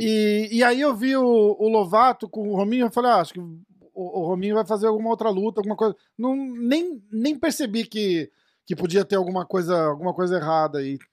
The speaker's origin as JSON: {"language": "Portuguese", "region": "São Paulo", "country": "Brazil", "said": "sou de São Paulo também."}